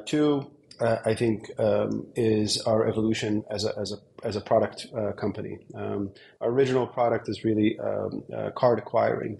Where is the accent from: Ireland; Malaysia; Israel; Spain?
Israel; moved away as an adult; also born or lived in Berlin, Germany / Bay Area, United States; originally born and raised in Israel, spent a very long time in Europe, in Berlin for a few years, and then for 10 years in the Bay Area.